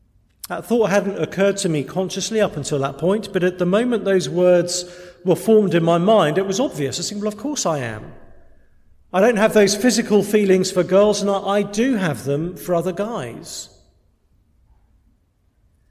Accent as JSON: {"language": "English", "region": "England", "country": "United Kingdom", "said": "We're English"}